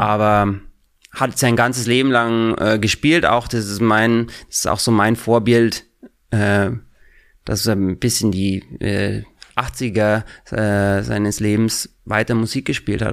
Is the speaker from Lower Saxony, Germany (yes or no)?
no; Regensburg, Bavaria, Germany; moved away as an adult; now in New York City, United States; ich komme aus Bayern, aus äh, der Nähe von Regensburg, äh, Oberpfalz